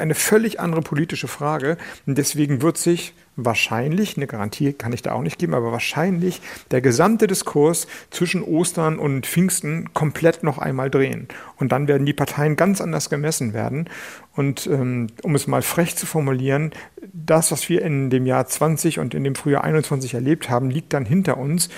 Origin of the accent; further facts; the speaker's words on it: Schleswig-Holstein, Germany; ich komme aus Schleswig-Holstein